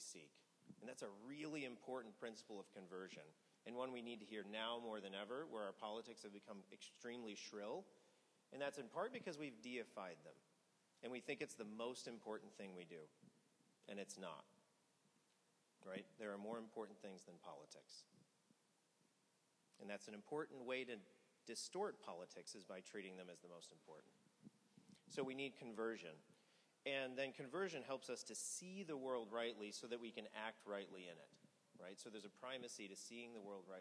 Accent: Missouri, United States; I grew up in Missouri.

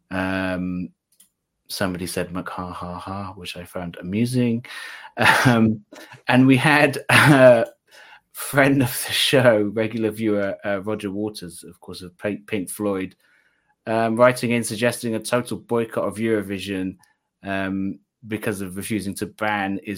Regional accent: Wales, United Kingdom; at least one from my home country, um, which is Wales.

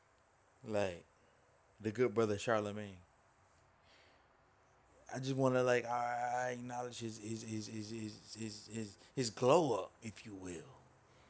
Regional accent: the South, United States; I'm from the South.

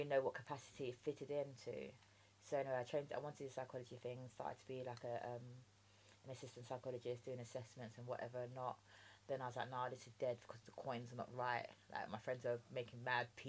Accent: London, United Kingdom; accent: common Englisher; also born or lived in Jamaica; I was born in Jamaica, believe it or not, although I sound like a common Englisher, but I was born in Jamaica and I grew up with my dad here

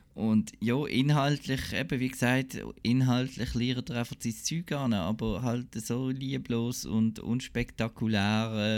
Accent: Basel, Basel-Stadt, Switzerland; ich als Basler

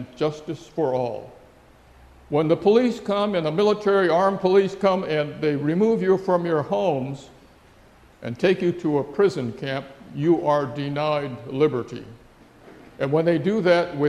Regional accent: San Francisco, California, United States; also born or lived in Heart Mountain, Wyoming; San Francisco, my hometown

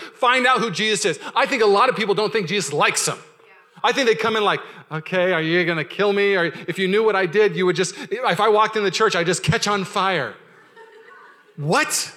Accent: Washington, United States; I grew up in Washington

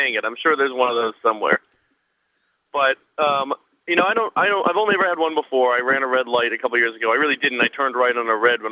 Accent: Massachusetts, United States; moved away as an adult; also born or lived in Philadelphia, Pennsylvania; now in Virginia, United States; I grew up in Massachusetts

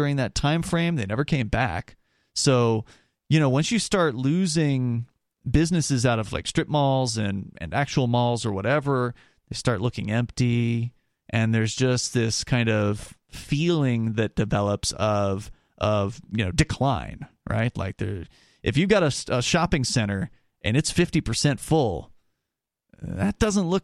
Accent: Florida, United States; I grew up in Florida

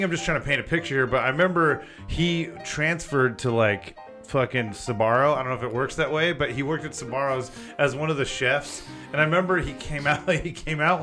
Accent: Chino Hills, California, United States; the canyon where I grew up in Chino Hills

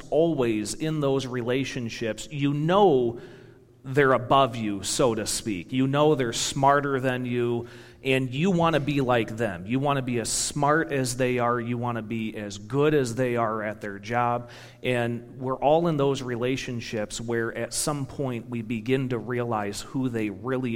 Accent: Michigan, United States; moved away as an adult; also born or lived in Indiana; now in Wisconsin, United States; growing up in Michigan and going to school in Indiana

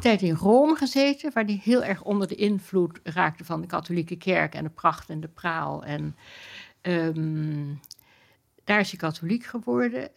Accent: Amsterdam, North Holland, Netherlands; toen we op de Prinsengracht woonden

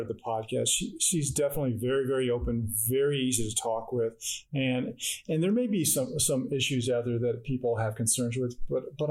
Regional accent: Phoenix, Arizona, United States; moved away; I'm from Phoenix

